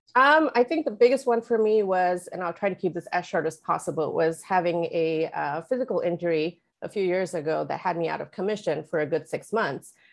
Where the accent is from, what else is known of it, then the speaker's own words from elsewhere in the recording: India; moved away as an adult; also born or lived in Oman; now in Los Angeles, United States; I was born and raised partly in India, partly in Oman, uh, made my way here to the U S in two thousand six.